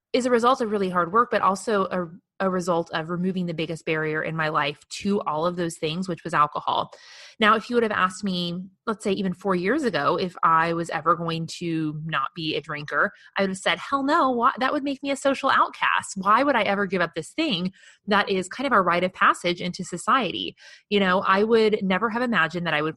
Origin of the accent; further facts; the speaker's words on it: Midwest, United States; growing up in the Midwest in the early 90s